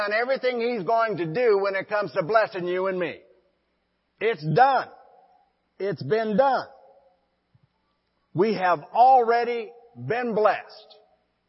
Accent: Forsyth, Montana, United States; Liz and I were pastoring a church in my hometown of Forsyth, Montana.

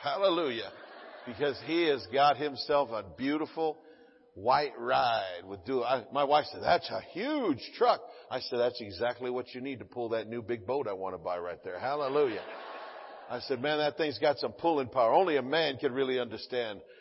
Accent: the South, United States; now in California, United States; I'm from the South

